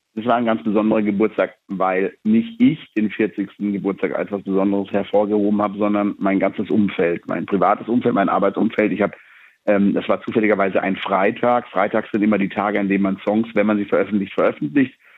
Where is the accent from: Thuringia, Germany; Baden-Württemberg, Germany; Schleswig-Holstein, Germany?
Baden-Württemberg, Germany; Black Forest; bei uns im Schwarzwald